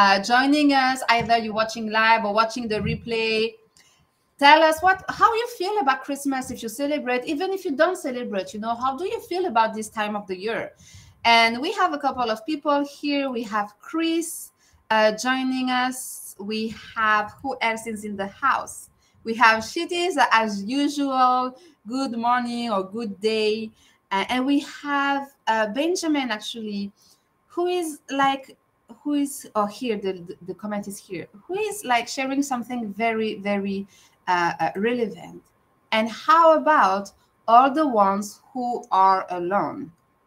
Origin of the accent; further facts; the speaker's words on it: France; moved away as an adult; now in Canada; I'm not from North America. I'm from France, and I moved to Canada like more than 10 years ago, 12 years ago, actually